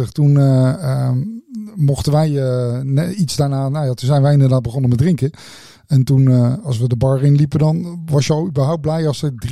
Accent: Netherlands; Ja, ik kom uit Nederland.

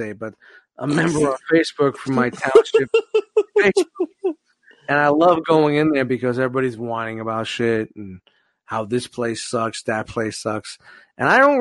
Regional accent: New York City, New York, United States; moved away; growing up in Brooklyn

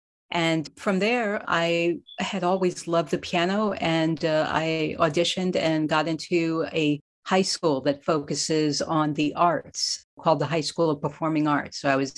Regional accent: New York City, New York, United States; I grew up in a working class neighborhood with a loving mom and dad and a working class family in Queens, New York, in Jamaica, St. Albans.

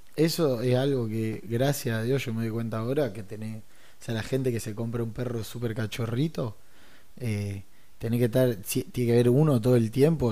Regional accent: Rosario, Santa Fe, Argentina; somos rosarinos

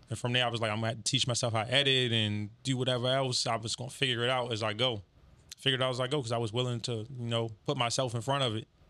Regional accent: Baltimore, Maryland, United States; I'm from Baltimore, East Baltimore

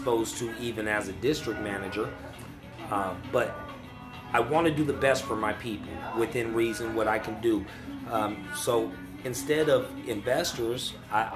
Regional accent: Sacramento, California, United States; moved away as an adult; now in Portland, United States; Sacramento is my hometown.

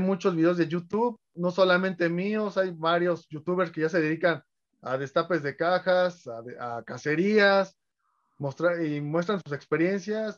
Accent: Mexico City, Mexico; soy coleccionista de la Ciudad de México

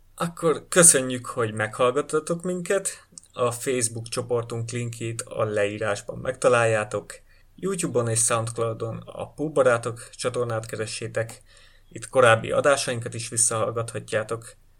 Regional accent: Hungary; mi magyarok vagyunk

